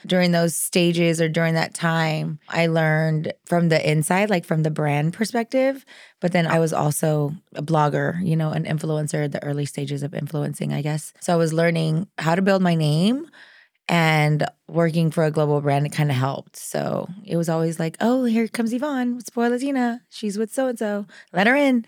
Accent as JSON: {"language": "English", "area": "the Rio Grande Valley", "region": "South Texas", "country": "United States", "said": "I'm from the Valley, from South Texas"}